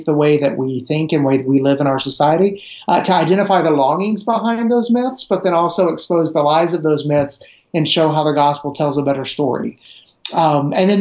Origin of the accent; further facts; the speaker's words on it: Middle Tennessee, United States; also born or lived in Romania; I grew up in Middle Tennessee